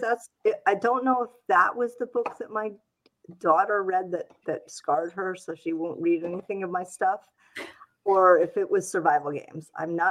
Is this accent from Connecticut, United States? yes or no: yes; Connecticut, United States; moved away; I grew up in Connecticut